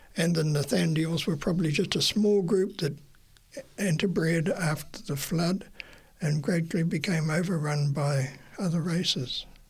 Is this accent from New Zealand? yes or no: yes; Napier, Hawke's Bay, New Zealand; moved away as an adult; also born or lived in Wellington, New Zealand; I grew up um, in Napier, but I moved at 18 to Wellington to attend university